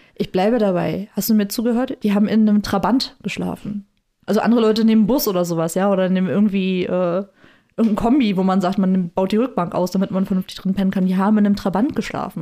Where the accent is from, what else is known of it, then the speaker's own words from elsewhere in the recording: the East, East Germany, Germany; ich bin halt auch im Osten groß geworden